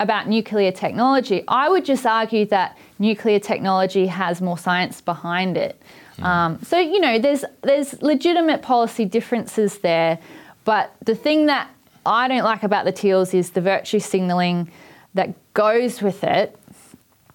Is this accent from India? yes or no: no; Port Adelaide, South Australia, Australia; when I was growing up in Port Adelaide